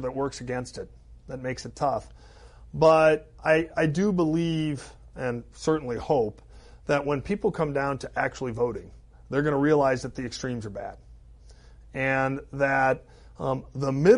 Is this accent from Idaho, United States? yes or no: no; Milwaukee, Wisconsin, United States; the city of Milwaukee, my hometown